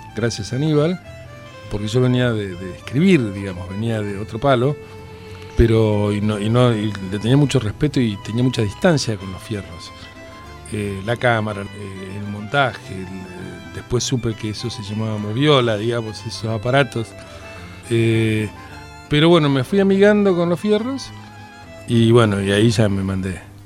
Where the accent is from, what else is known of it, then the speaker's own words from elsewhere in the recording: Buenos Aires, Argentina; Yo soy de Floresta